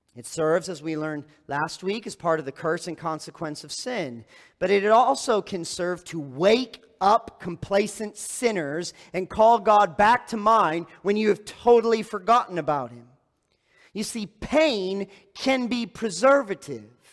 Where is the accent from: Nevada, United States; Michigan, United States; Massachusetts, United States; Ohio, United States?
Michigan, United States; East Lansing; moved away; I grew up in East Lansing, Michigan